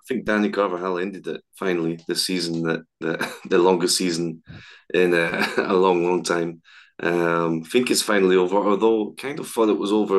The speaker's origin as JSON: {"language": "English", "region": "Scotland", "country": "United Kingdom", "moved": "yes", "lives_now": "Madrid, Spain", "said": "as a Scot"}